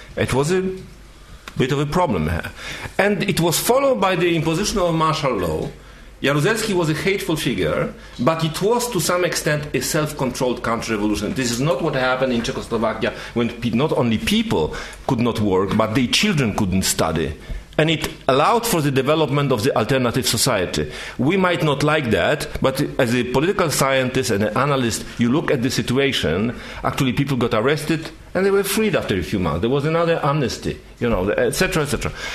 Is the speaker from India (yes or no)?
no; Poland